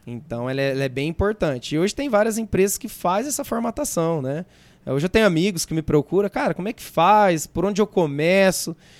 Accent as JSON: {"language": "Portuguese", "town": "Mirassol", "region": "São Paulo", "country": "Brazil", "tie": "born or raised there", "also_born_or_lived": "Votuporanga", "said": "Sou de Mirassol, sou. É, nasci em Votuporanga, mas vim para cá muito, muito pequeno"}